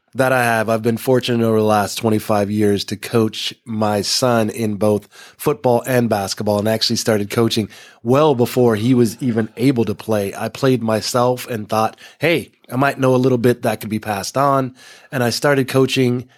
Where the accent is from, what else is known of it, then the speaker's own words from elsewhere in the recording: Texas, United States; growing up in Texas